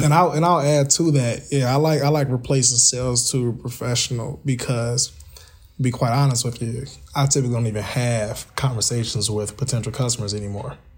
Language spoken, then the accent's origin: English; Kankakee, Illinois, United States; also born or lived in Northwest Indiana; here in my hometown